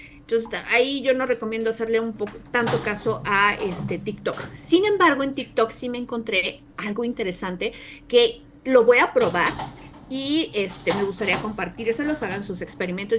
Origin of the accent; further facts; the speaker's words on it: Mexico; como mexicanos y también como latinoamericanos